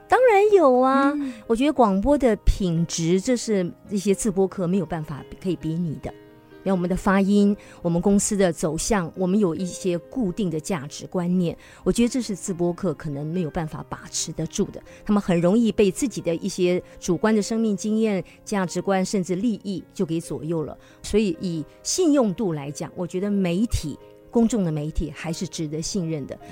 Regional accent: Taiwan; 从小在郡区长大

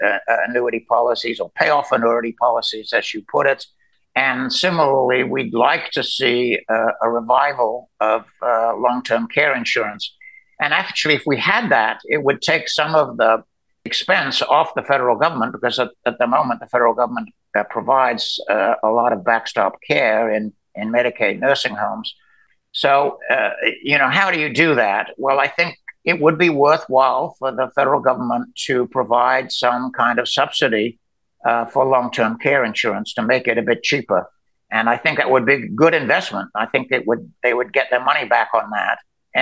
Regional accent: Birmingham, West Midlands, United Kingdom; now in United States; Well, I grew up in England, and I've been here now since 1968. So I've lost my accent. And when I go back to England, people think I'm an American

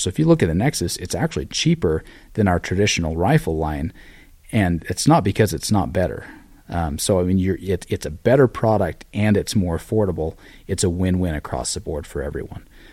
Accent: Utah, United States; moved away as an adult; now in Cody, Wyoming, United States; I grew up in Utah, but, uh, a lot of my family is from this same area

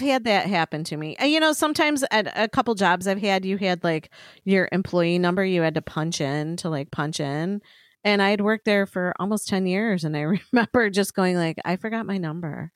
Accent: Chicago, Illinois, United States; we're from Chicago

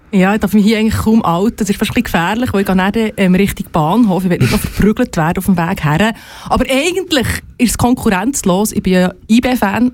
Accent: Entlebuch, Lucerne, Switzerland; moved away; Aber ich komme ursprünglich aus dem Entlebuch

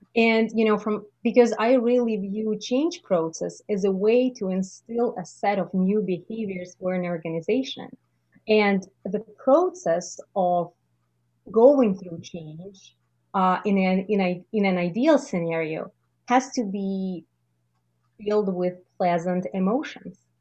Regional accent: Russia; moved away as an adult; now in Canada; the realities in Russia. I just realized that I don't need to let go of everything that I've accumulated in my home country

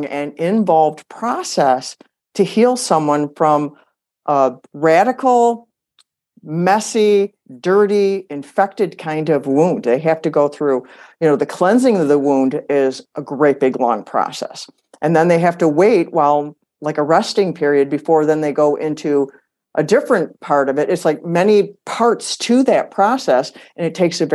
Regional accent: Michigan, United States; moved away as an adult; also born or lived in Arizona; We were born and raised in Michigan

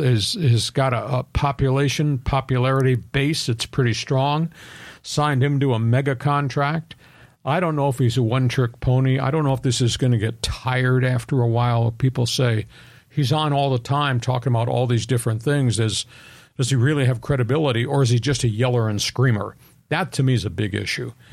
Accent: Long Island, New York, United States; moved away; I grew up on Long Island

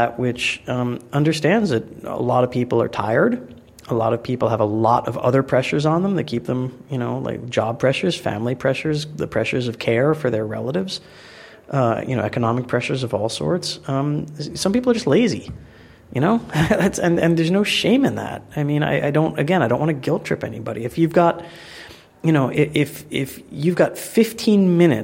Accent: New York, United States; now in London, United Kingdom; I'm from New York originally

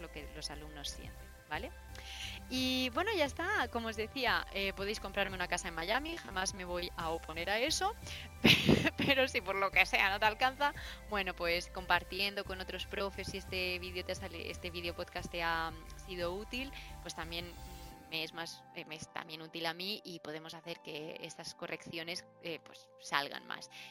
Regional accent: Murcia, Region of Murcia, Spain; yo soy de Murcia

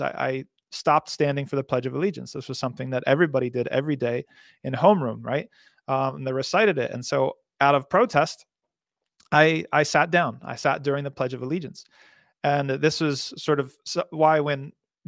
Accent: New Jersey, United States; I'm from New Jersey

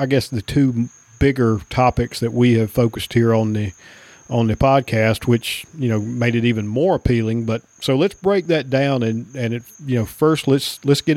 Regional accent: North Carolina, United States; I grew up in North Carolina, and we had to drive all the way to the western part of the state

